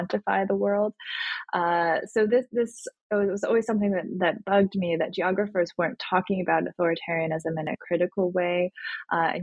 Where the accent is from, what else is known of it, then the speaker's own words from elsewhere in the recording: United States; my experience of growing up in the United States